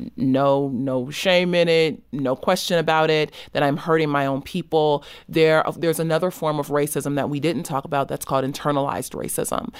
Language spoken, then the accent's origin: English; Los Angeles, California, United States; I grew up in South Central Los Angeles